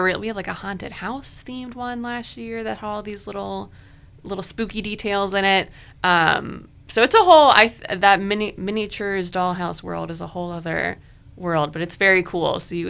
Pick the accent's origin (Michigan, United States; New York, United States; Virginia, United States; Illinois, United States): Virginia, United States; Richmond; I grew up in Richmond.